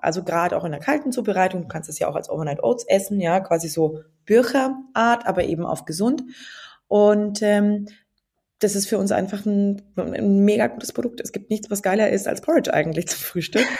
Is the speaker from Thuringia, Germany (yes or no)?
no; near Nuremberg-Ansbach, Franconia, Bavaria, Germany; moved away as an adult; also born or lived in Passau / England; ich komme aus der Nähe von Nürnberg-Ansbach und bin da quasi sehr ländlich aufgewachsen